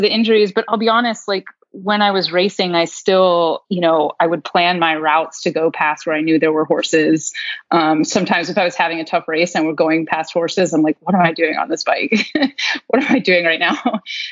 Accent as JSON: {"language": "English", "region": "Maryland", "country": "United States", "tie": "born or raised there", "said": "growing up in Maryland"}